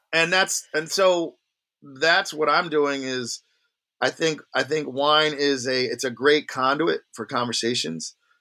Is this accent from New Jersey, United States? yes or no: yes; Long Branch, New Jersey, United States; also born or lived in Red Bank, New Jersey; I grew up in a town called Long Branch